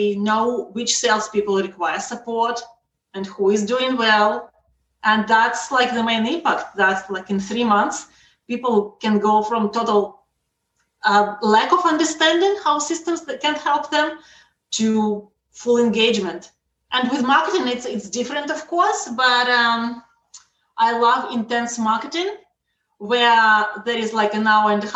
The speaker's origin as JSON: {"language": "English", "country": "Russia", "also_born_or_lived": "Israel", "moved": "yes", "lives_now": "Canada", "said": "I'm originally from Russia"}